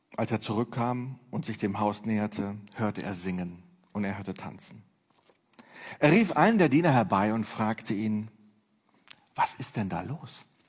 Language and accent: German; Neuss, North Rhine-Westphalia, Germany; Ich komme aus Neuss